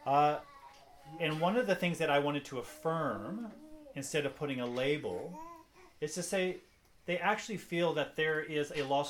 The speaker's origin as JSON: {"language": "English", "country": "United States", "said": "I'm American"}